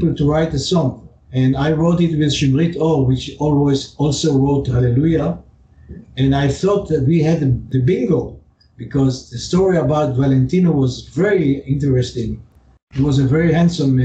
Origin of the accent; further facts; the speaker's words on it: Haifa, Haifa District, Israel; I was born in Haifa, which is a north city of Israel. And my childhood was great.